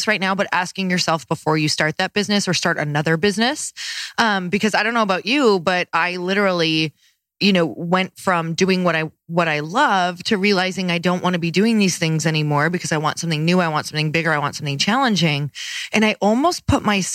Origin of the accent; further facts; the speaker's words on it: Midwest, United States; I'm from the Midwest